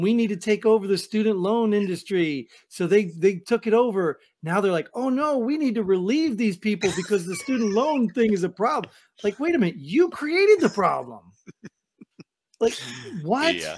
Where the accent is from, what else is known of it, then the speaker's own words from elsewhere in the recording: New Jersey, United States; moved away; I'm from Jersey